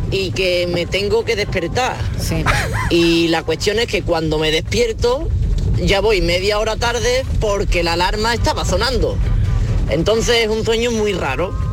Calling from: Morón de la Frontera, Andalusia, Spain; de Morón de frontera.

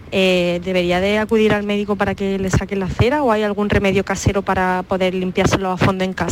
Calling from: Jaén, Andalusia, Spain; de Jaén.

